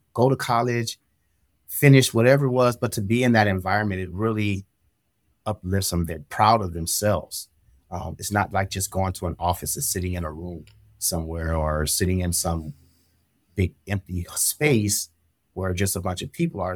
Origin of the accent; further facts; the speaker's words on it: Pasadena, California, United States; moved away; I am a young guy from Pasadena, California, um, and I had experienced a lot of trauma growing up in the Los Angeles Basin